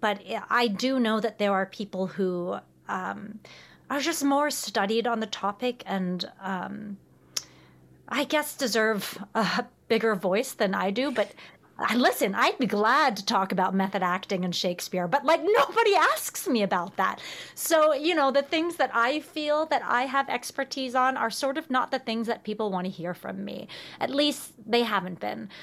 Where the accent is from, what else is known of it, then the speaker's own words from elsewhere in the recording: Richmond, Virginia, United States; moved away; I come from Richmond, Virginia